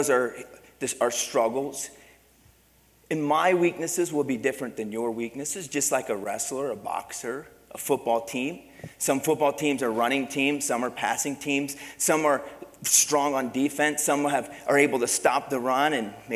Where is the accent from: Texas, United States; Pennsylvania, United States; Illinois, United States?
Pennsylvania, United States; moved away; Growing up, I grew up in Pennsylvania